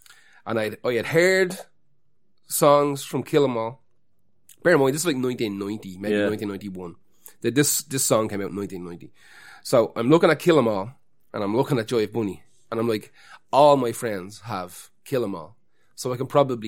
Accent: Finglas, County Dublin, Ireland; I grew up amongst the enemy. I'm actually from Cabra, but I grew up in Finglas.

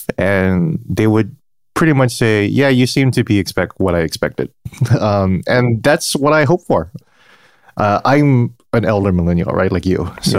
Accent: Guam; moved away; I'm originally from the Pacific Island and American territory of Guam.

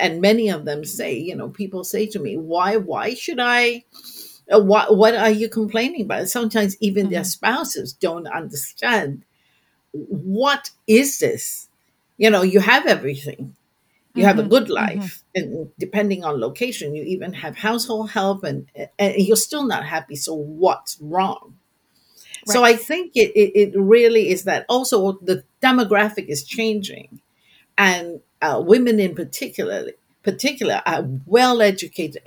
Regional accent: Singapore; I'm from Singapore

